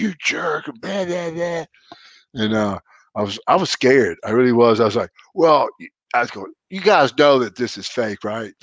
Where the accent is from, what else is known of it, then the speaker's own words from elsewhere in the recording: Arkansas, United States; also born or lived in Louise, Mississippi; my home state, Little Rock, Arkansas